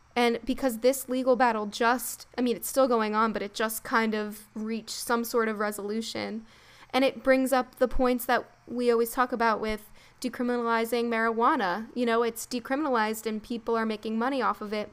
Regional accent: East Coast, United States; we're from the East Coast, and now in the United States

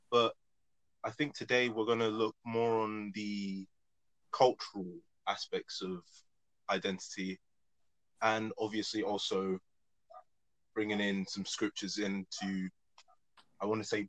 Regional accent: United Kingdom; I'm black British, the black being Nigerian, and obviously the British.

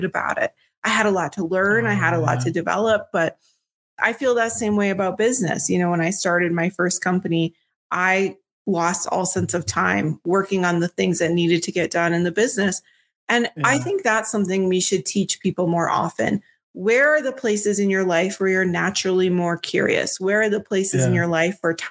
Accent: Minnesota, United States; I'm from Minnesota

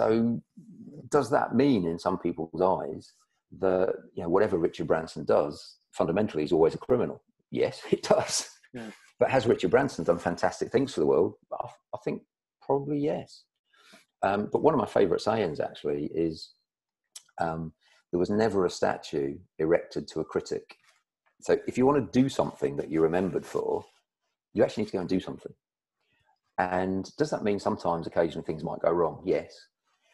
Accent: United Kingdom; I'm British, and we British, we're quite reserved about this

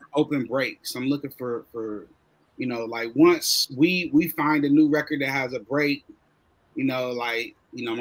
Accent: Columbus, Ohio, United States; I'm from Columbus. I still live in Columbus

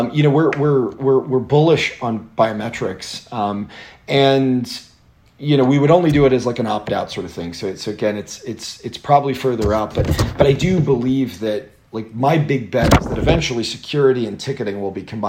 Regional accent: Atlanta, Georgia, United States; I grew up in Atlanta

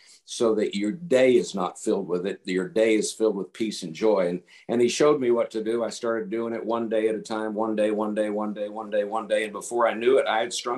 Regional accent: Tampa, Florida, United States; moved away as an adult; also born or lived in Colorado; I was born and raised in Tampa, Florida. I lived in Tampa, Florida for 27 years

